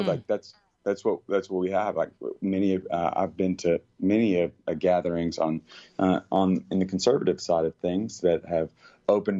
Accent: Cookeville, Tennessee, United States; growing up in Cookeville, Tennessee

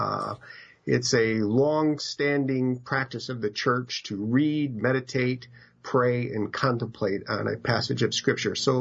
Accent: Madison, Wisconsin, United States; I grew up in Madison, Wisconsin.

